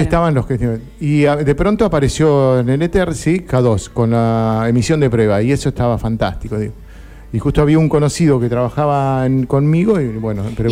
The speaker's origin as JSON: {"language": "Spanish", "town": "Lomas de Zamora", "region": "Buenos Aires Province", "country": "Argentina", "said": "en mi tierra, que era en 91.1 en una radio de Lomas de Zamora"}